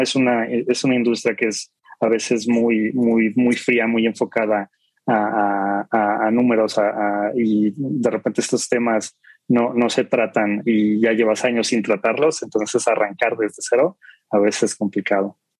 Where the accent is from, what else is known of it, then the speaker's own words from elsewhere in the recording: Mexico City, Mexico; soy de aquí de la Ciudad de México